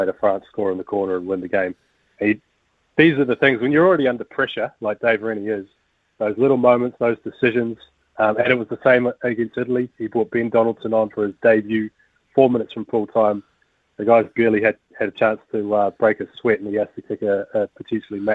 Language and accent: English; New Zealand; growing up in New Zealand, sort of, I don't know, age myself too much, 20, 30 years ago